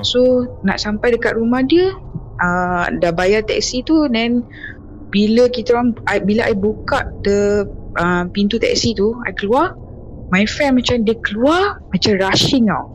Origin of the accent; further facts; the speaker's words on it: Kuala Lumpur, Malaysia; I asal dari KL